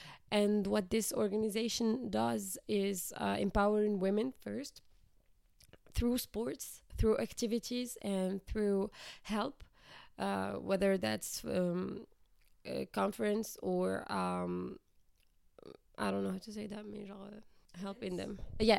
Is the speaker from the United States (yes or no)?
no; Morocco; like you said, I am from Morocco